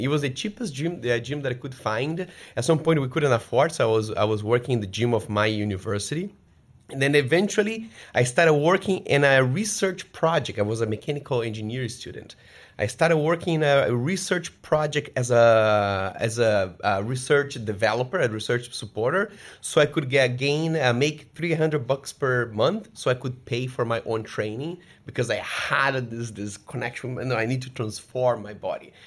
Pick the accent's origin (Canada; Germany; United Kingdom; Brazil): Brazil; moved away; I grew up in Brazil